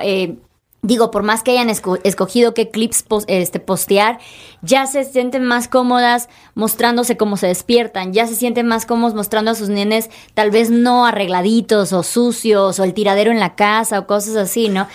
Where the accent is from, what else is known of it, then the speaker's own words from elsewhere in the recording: Chiapas, Mexico; soy de Chiapas